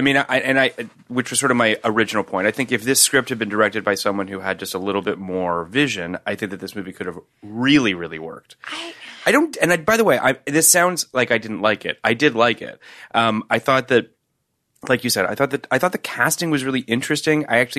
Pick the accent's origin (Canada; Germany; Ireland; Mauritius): Canada; I'm Canadian.